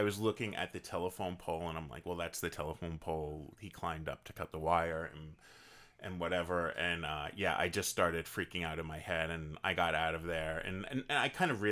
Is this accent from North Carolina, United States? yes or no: no; Leonardo, New Jersey, United States; moved away; my hometown of Leonardo, New Jersey